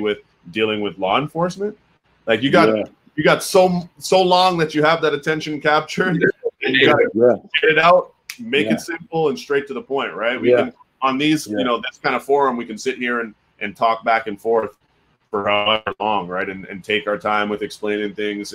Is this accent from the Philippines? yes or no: no; Canada; we speak a different English in Canada